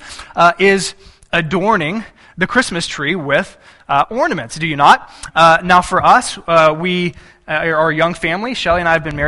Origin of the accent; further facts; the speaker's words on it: Texas, United States; moved away; I grew up in Texas